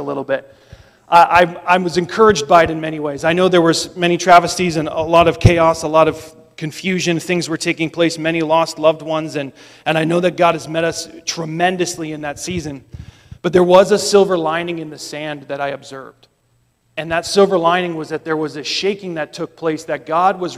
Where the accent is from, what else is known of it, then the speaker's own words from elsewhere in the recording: just outside of Boston, Massachusetts, United States; I grew up just outside of Boston